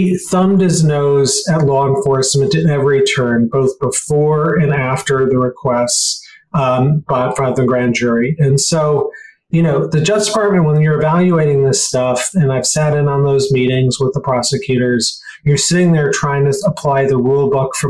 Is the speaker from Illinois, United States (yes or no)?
yes; Chicago, Illinois, United States; I grew up in Chicago.